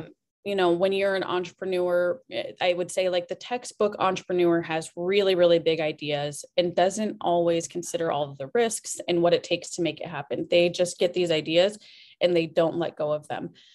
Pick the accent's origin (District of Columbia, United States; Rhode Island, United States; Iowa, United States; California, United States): Iowa, United States; Cedar Rapids; I am from right here, Cedar Rapids, Iowa. Born and raised